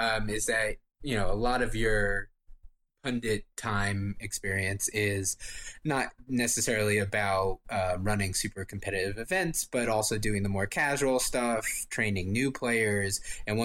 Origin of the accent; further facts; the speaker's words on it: United States; as an American